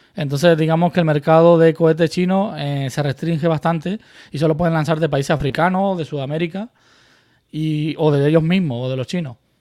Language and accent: Spanish; Murcia, Region of Murcia, Spain; moved away as an adult; also born or lived in Cuba / Canary Islands; now in United States; yo me fui de Cuba muy pequeño, con 10 años, entonces eh, llegué a Canarias, luego a Murcia